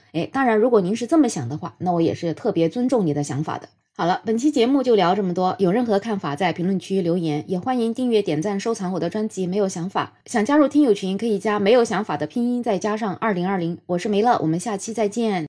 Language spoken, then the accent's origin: Chinese; Jiangsu, China; 其实在我们江苏这边也有很多人会吃生腌的